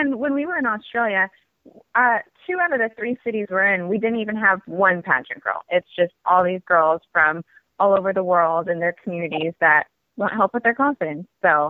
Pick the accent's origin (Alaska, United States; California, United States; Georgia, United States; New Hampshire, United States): California, United States; born there; also born or lived in Germany / Hong Kong / Oregon / Washington; now in Los Angeles, United States; but I've lived all over. Germany, Hong Kong, California. Originally, I was born in California. Also, Oregon, Washington, and New York.